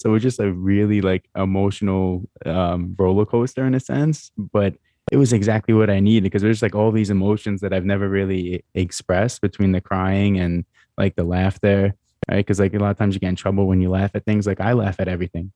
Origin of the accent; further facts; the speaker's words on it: New York, United States; being a male growing up in New York